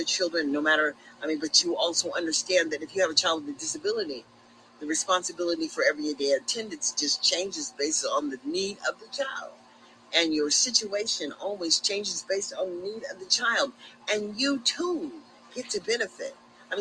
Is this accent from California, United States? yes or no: yes; Sacramento, California, United States; we came from Meadowview.